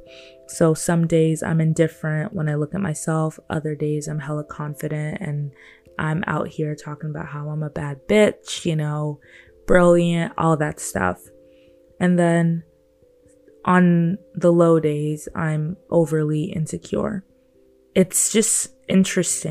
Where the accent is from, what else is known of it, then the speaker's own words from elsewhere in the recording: Nigeria; I'm a Black young woman that was born and raised in Nigeria by great parents